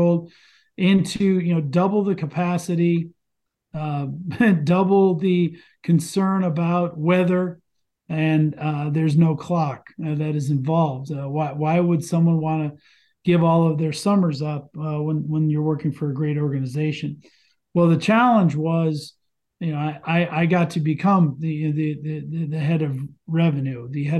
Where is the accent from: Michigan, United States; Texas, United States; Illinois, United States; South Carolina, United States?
Michigan, United States; now in Chicago, United States; I was from Michigan. I was a Detroit fan